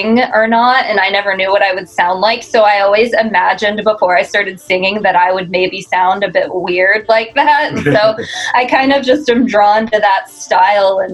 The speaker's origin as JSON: {"language": "English", "town": "Houston", "region": "Texas", "country": "United States", "tie": "born or raised there", "said": "I grew up in Houston"}